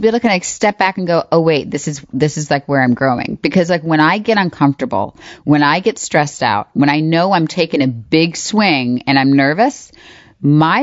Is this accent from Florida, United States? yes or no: yes; Florida, United States; I grew up in Florida